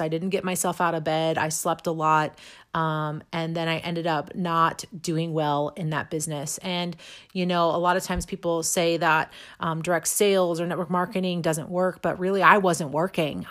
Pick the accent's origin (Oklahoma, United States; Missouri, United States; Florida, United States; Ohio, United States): Missouri, United States; Imperial; also born or lived in St. Louis, Missouri; now in St. Charles, United States; I grew up just south of Saint Louis in a little town called Imperial.